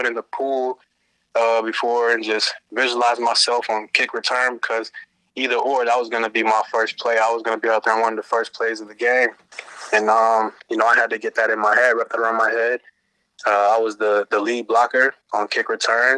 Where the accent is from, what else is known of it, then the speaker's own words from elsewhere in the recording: Oberlin, Ohio, United States; moved away as an adult; now in Los Angeles, United States; growing up in Ohio, you got the Browns and the Steelers